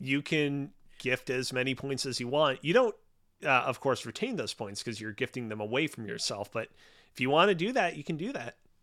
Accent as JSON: {"language": "English", "town": "Montreal", "region": "Quebec", "country": "Canada", "said": "I'm from Montreal."}